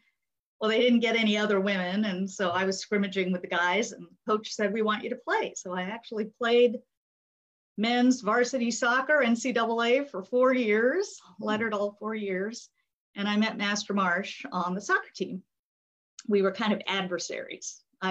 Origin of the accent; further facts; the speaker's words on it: Japan; born there; I was born in Japan. I was raised in Asia.